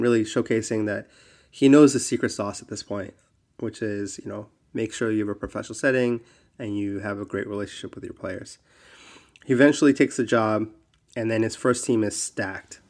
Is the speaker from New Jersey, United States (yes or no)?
yes; New Jersey, United States; I grew up in Jersey